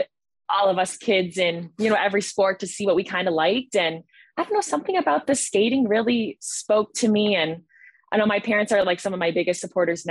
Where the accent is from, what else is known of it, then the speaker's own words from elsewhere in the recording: Jamestown, New York, United States; I was born and raised in Jamestown, New York